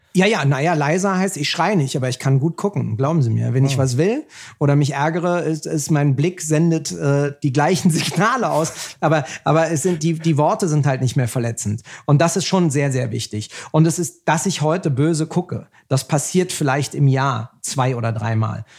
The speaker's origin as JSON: {"language": "German", "country": "Germany", "said": "Wir sind doch Deutsche"}